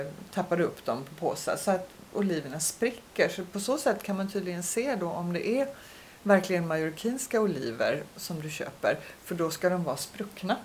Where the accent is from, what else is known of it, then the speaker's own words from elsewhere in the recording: Sweden; moved away; hemma i Sverige